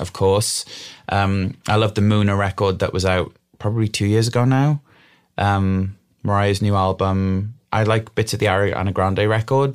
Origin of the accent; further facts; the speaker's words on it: Wales, United Kingdom; we grew up in the middle of an old coal mining valley